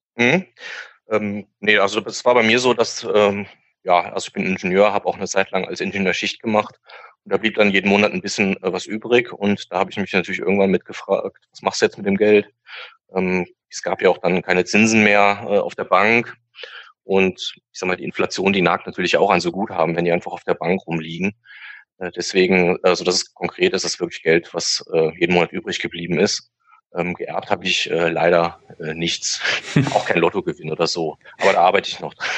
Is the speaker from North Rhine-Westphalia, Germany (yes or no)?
yes; Hürth, North Rhine-Westphalia, Germany; komme aus äh, der Nähe von Köln, Hürth der Ort